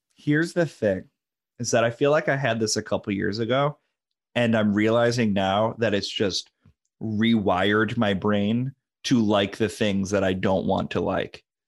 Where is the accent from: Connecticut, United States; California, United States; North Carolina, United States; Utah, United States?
Connecticut, United States; New London; I grew up near in New London